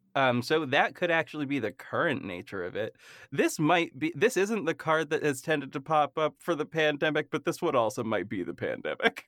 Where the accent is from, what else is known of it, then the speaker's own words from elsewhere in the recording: Massachusetts, United States; I am from Massachusetts